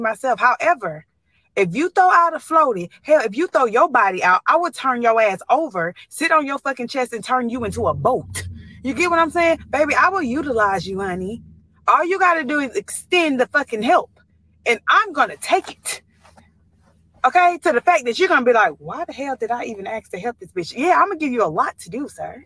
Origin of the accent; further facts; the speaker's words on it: the South, United States; accent: twang; now in Memphis, United States; I'm from the South. I got a little twang in my, in my talk